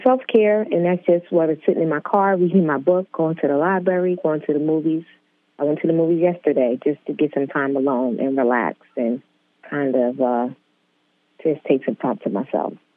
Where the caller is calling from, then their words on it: New York City, New York, United States; I'm calling from Queens, New York